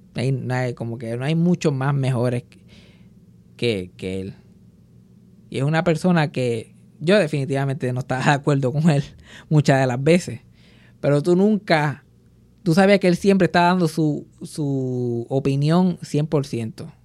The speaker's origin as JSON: {"language": "Spanish", "country": "Puerto Rico", "said": "nosotros los milenios, de puertorriqueños milenios"}